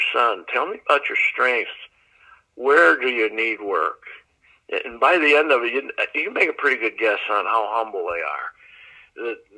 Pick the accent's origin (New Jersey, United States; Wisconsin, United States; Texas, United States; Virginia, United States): Wisconsin, United States; Green Bay; also born or lived in Pittsburgh, Pennsylvania; I grew up in Pittsburgh, PA.